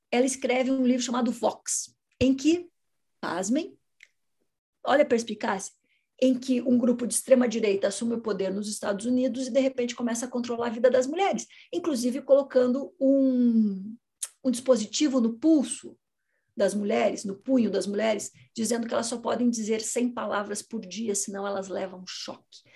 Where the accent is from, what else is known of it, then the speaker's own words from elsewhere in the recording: Curitiba, Paraná, Brazil; Eu sou de Curitiba